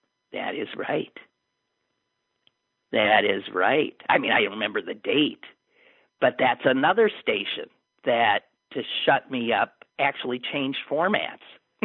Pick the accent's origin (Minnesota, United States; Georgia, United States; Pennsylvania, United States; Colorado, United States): Colorado, United States; I'm from Colorado, a battleground state.